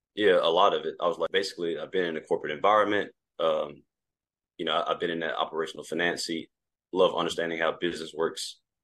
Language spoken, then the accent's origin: English; Mississippi, United States; originally born and raised in Mississippi